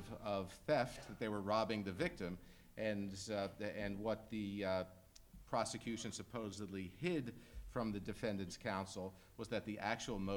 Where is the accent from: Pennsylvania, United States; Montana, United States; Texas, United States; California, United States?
Pennsylvania, United States; Philadelphia; my home state of Pennsylvania and arose in the city of Philadelphia, which is where I was born so many years ago